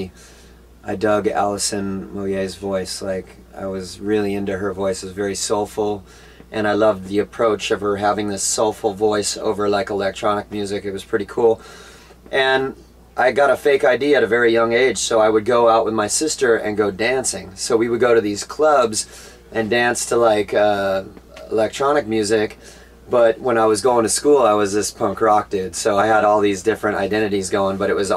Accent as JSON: {"language": "English", "area": "Orange County", "region": "California", "country": "United States", "tie": "born or raised there", "said": "I grew up in Orange County, California"}